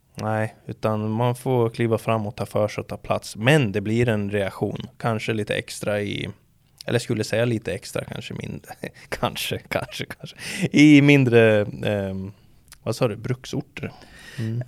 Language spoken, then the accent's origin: Swedish; Sweden; vi ska säga oss svenskar